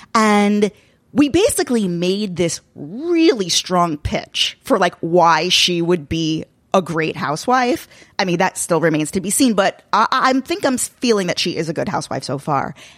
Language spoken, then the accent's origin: English; Long Island, New York, United States; I'm a Long Island Jew